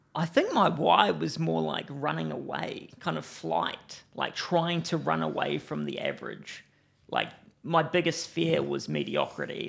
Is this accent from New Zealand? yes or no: yes; Timaru, Canterbury, New Zealand; I grew up in Timaru